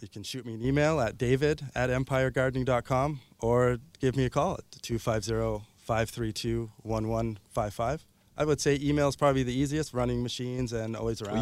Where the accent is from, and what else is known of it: Ontario, Canada; now in Victoria, Canada